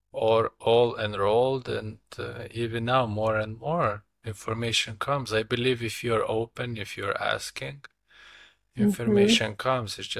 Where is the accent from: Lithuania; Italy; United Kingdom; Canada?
Lithuania; I am from Lithuania, my wife as well